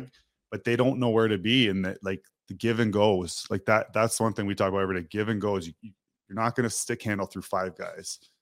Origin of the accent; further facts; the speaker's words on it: Toronto, Ontario, Canada; moved away as an adult; now in Calgary, Canada; I grew up in Toronto